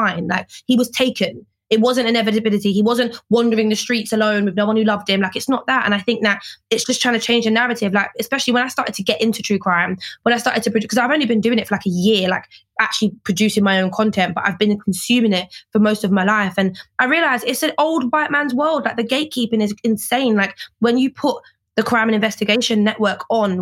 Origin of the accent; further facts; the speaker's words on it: London, United Kingdom; I am from Peckham